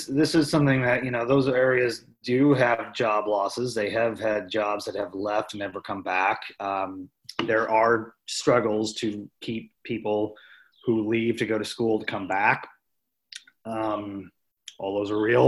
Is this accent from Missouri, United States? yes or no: yes; Webster County, Missouri, United States; I'm from Webster County, rural community, from a very rural part of Webster County.